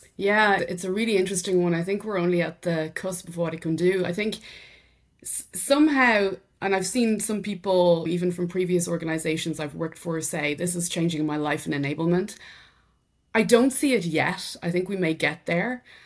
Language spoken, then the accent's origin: English; Drumree, County Meath, Ireland; accent: Irish; first language English; moved away as an adult; also born or lived in Dublin, Ireland; now in France; I'm obviously Irish, from County Meath in Ireland, so rural Ireland. But having said that, I was brought up there, but very quickly at the age of twelve, sent to the Big Smoke to Dublin for secondary school